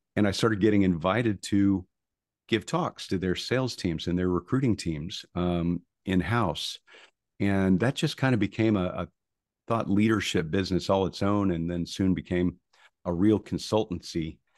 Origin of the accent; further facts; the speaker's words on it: Tulsa, Oklahoma, United States; moved away as an adult; also born or lived in Houston; I grew up in Tulsa, Oklahoma